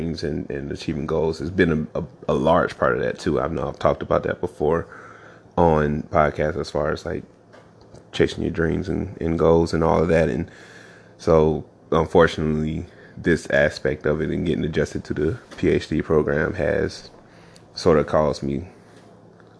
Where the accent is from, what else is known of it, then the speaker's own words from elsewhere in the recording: the South, United States; moved away as an adult; I'm from the South, of course, born and raised